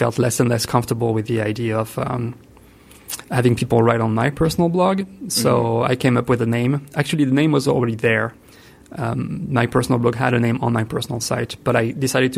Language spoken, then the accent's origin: English; France; accent: French; English is a second language; moved away as an adult; also born or lived in Italy; now in Ithaca, United States; I was born in France, which explains the accent.